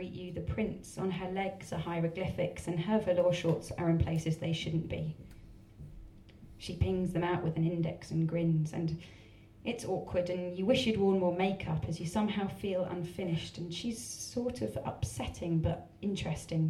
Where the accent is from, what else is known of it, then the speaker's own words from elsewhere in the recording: Essex, East of England, United Kingdom; I'm from Essex, and it's taking me a very long time to actually be willing to tell people I'm from Essex